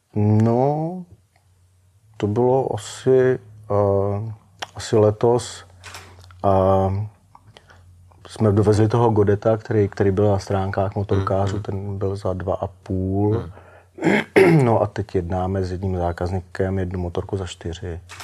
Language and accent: Czech; Czechia